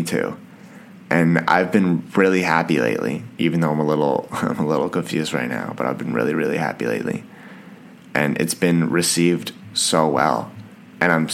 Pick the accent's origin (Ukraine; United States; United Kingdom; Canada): Canada; I'm Canadian